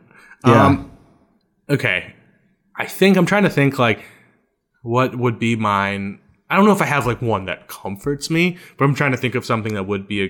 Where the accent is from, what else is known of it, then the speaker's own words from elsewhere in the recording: Louisiana, United States; But 99% of the time, I'm Cajun.